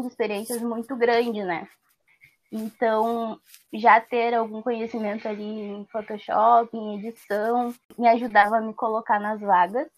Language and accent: Portuguese; Porto Alegre, Rio Grande do Sul, Brazil; eu nasci e vivo na Restinga